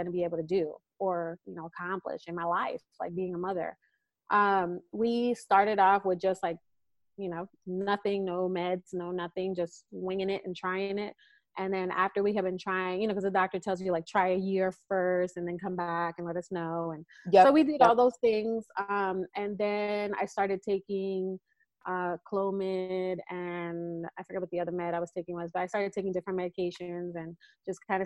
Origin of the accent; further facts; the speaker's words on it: East Coast, United States; now in California, United States; we're from the East Coast